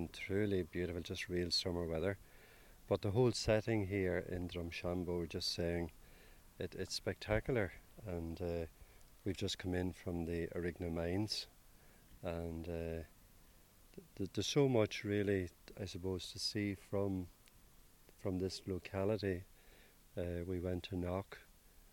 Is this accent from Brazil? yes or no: no; County Tyrone, near Omagh, Northern Ireland, United Kingdom; We're from County Tyrone, near Omagh